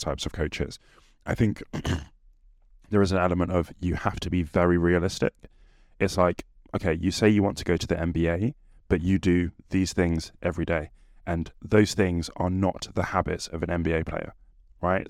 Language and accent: English; England, United Kingdom; our competitive nature as English people